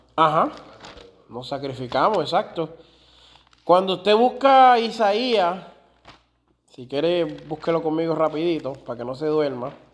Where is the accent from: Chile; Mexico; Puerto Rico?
Puerto Rico; Y yo soy más puertorriqueño que otra cosa